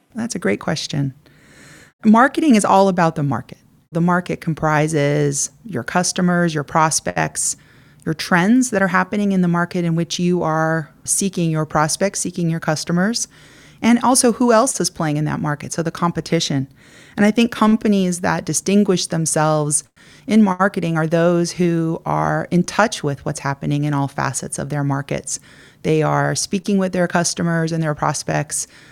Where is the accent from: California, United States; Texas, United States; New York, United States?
California, United States; I grew up here in California, I headed east to Princeton for college